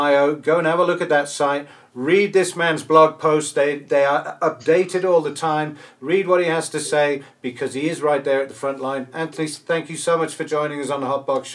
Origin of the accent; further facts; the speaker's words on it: England, United Kingdom; now in South Africa; We grew up with it in England. It was part of life in England, brewing beer